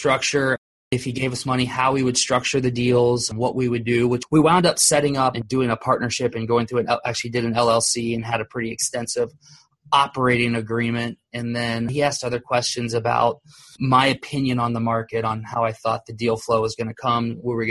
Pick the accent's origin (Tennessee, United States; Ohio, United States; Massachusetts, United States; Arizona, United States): Ohio, United States; Columbus; born there; now in Orlando, United States; Originally, I was born in Columbus, Ohio. I've lived in Orlando, Florida for, I guess, roughly 30 years now.